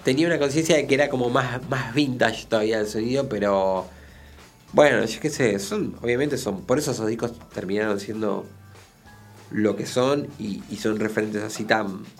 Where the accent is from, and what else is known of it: Buenos Aires, Argentina; born or raised there